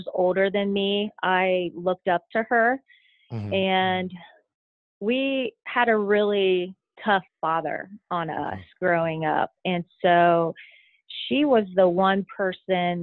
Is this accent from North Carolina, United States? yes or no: no; Richmond, Indiana, United States; moved away as an adult; I am from Richmond, Indiana, and I would say I'm your typical kid that grew up in Indiana